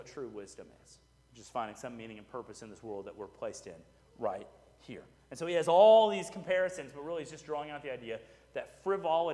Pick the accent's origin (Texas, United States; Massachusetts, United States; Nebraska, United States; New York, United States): Texas, United States; Houston; I grew up in Houston, so it was my beach